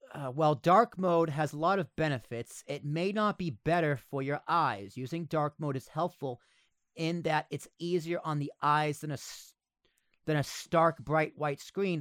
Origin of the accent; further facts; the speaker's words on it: United States; we're American